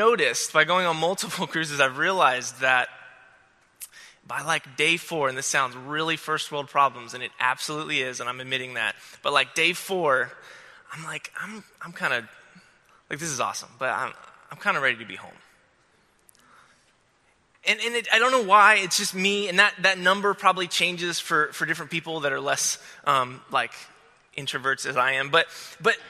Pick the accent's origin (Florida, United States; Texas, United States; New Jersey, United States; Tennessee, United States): Florida, United States; I'm from Florida